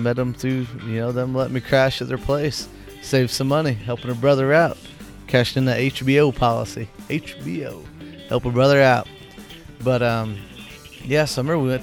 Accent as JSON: {"language": "English", "town": "Whitehall", "region": "Illinois", "country": "United States", "tie": "born or raised there", "also_born_or_lived": "Chicago, Illinois", "said": "I'm actually in my hometown, Whitehall, Illinois"}